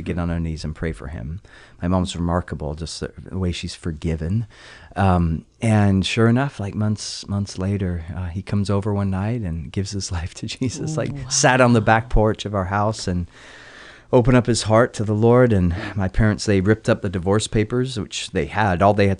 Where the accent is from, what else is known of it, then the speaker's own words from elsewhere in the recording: California, United States; also born or lived in England; I was born in England. Believe it or not, you'd never guess it based on the accent. And at the age of 8, moved to California, Southern California.